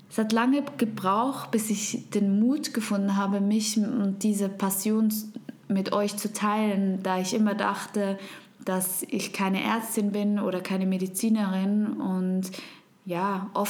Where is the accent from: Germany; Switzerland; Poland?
Switzerland; first language Swiss German; German is a second language; ich komme aus der wunderschönen Schweiz. Und du hörst es vielleicht, meine Muttersprache ist nicht Hochdeutsch, sondern Schweizerdeutsch.